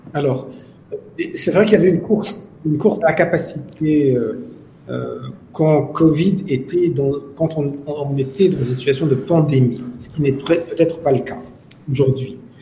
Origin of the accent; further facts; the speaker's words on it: Morocco; chez nous, au Maroc